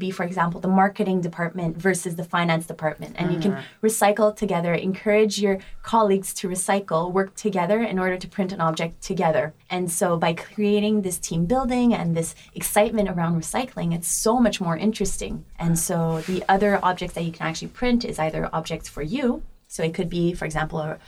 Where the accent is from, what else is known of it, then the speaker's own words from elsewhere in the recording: Montreal, Quebec, Canada; moved away as an adult; now in Paris, France; I'm born and raised in Montreal